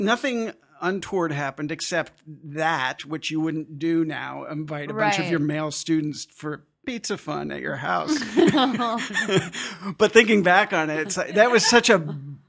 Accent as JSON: {"language": "English", "town": "Albuquerque", "region": "New Mexico", "country": "United States", "tie": "born there", "said": "I grew up all over the place. I was born in New Mexico, Albuquerque."}